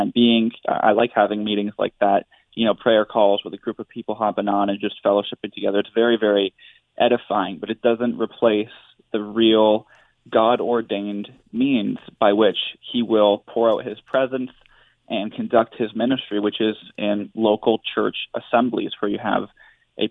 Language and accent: English; Canada; a Canadian, right, as someone born and raised in this country